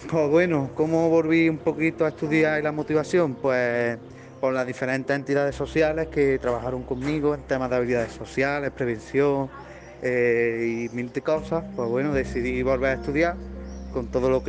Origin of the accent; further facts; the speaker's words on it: Las Palmeras neighbourhood, Andalusia, Spain; Pues yo me crié en Palmera, nací en Palmera, en el barrio de Palmera y bueno, pues estuve estudiando en el Duque de Rivas y me cambié en tercero de primaria al Alfonso Churruca.